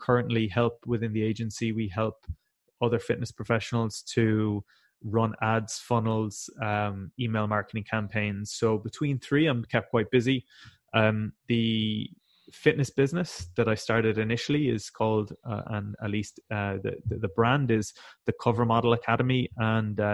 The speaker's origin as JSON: {"language": "English", "area": "West Cork", "region": "Munster", "country": "Ireland", "said": "I'm from a very rural part of Ireland. I'm from West Cork"}